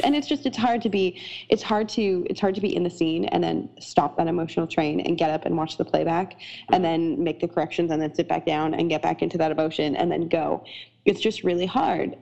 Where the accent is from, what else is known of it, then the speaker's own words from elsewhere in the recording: Canada; now in United States; I'm Canadian and I live in America